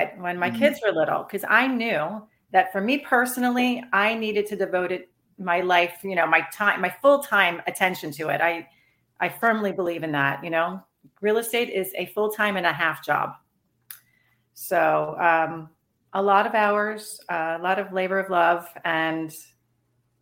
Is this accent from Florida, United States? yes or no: yes; Pembroke Pines, Florida, United States; also born or lived in Chicago, Illinois / Cooper City, Florida; I grew up down here. I was born in Chicago, but I moved down here when I was 5 to Broward County.